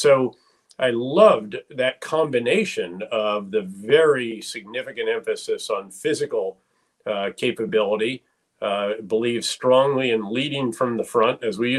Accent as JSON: {"language": "English", "area": "7 miles from West Point", "region": "New York", "country": "United States", "tie": "born or raised there", "said": "the U.S. Military Academy at West Point, which happened to be 7 miles from my hometown."}